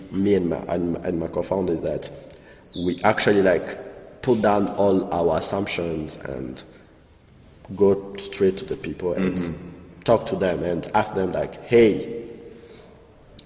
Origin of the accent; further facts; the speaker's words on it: Rwanda; we are from Rwanda